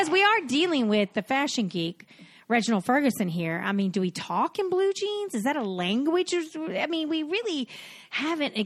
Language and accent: English; England, United Kingdom; I'm English.